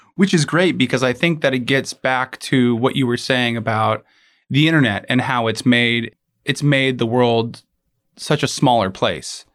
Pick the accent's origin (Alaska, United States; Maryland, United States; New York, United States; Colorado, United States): Alaska, United States; I was born and raised in Alaska